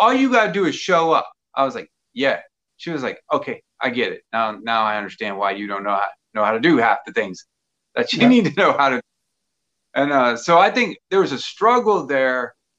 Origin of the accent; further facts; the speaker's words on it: Germany; born there; also born or lived in Mississippi; I was born in Germany. We lived in a couple states after that, and then we went back to Germany, and then we ended up in Mississippi